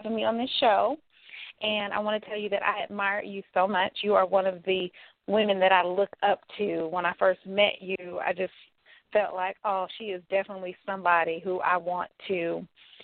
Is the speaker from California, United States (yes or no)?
yes; California, United States; moved away as an adult; now in Atlanta, United States; I am from California, so I was living there at the time